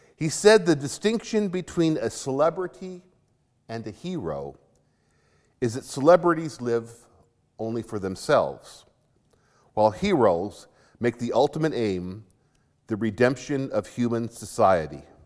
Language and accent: English; Arizona, United States; When I was growing up in Arizona